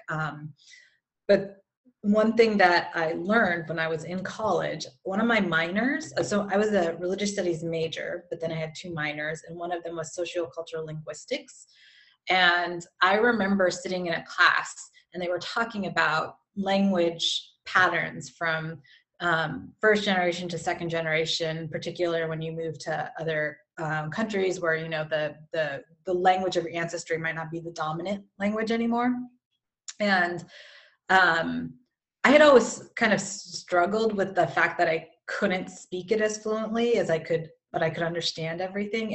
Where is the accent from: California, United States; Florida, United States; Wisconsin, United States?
California, United States; moved away; I'm from California originally